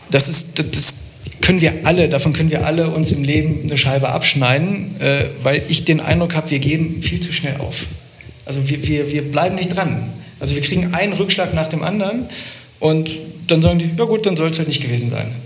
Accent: Lower Saxony, Germany; Also ähm, ich komme ja aus der Nähe von Hildesheim

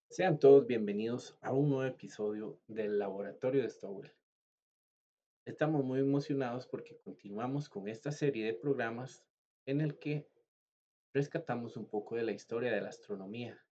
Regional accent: Costa Rica; yo soy costarricense

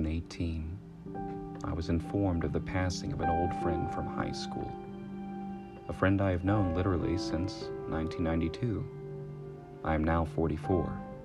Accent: South Carolina, United States; also born or lived in Florida / Utah; We moved from Florida to Utah, though I knew him where I grew up in South Carolina.

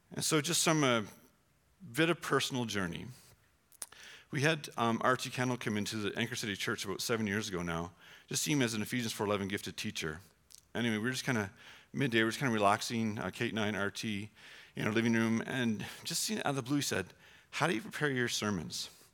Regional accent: Canada; we're Canadian

